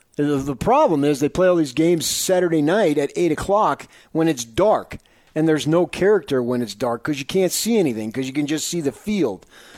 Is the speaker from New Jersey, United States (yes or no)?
no; Arizona, United States; now in Utah, United States; I'm from Arizona